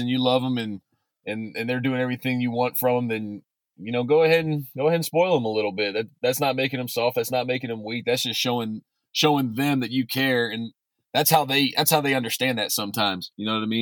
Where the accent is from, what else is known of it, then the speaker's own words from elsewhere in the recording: Baton Rouge, Louisiana, United States; I'm from Baton Rouge, Louisiana, originally. I went to Redemptorist High School